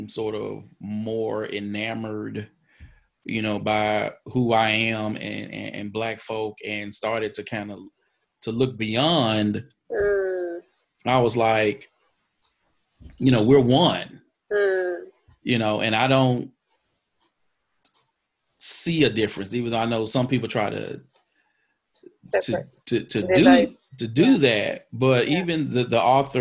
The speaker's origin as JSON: {"language": "English", "region": "Mississippi", "country": "United States", "tie": "born or raised there", "also_born_or_lived": "Boston", "moved": "as an adult", "said": "I'm from Mississippi"}